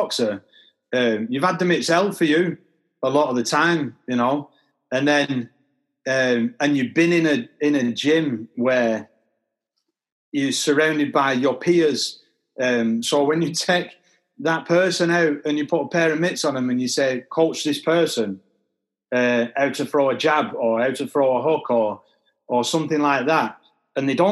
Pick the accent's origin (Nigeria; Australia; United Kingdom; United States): United Kingdom; Manchester, North West England; I'm from Manchester